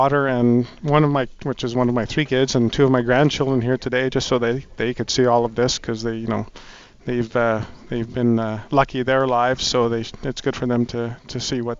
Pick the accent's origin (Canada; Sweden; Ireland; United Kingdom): Canada; Edmonton, Alberta; also born or lived in Toronto area, Ontario; I was born in the Toronto area, but I've been here since I've been 10 years old.